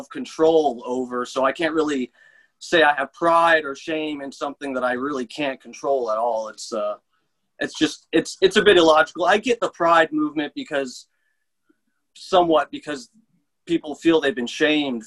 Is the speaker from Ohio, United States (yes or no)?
no; Tampa, Florida, United States; also born or lived in Seffner, Florida; Pretty much in Tampa